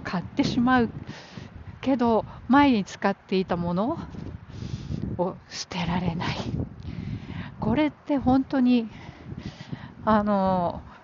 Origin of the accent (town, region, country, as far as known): Japan; born or raised there; now in New York, United States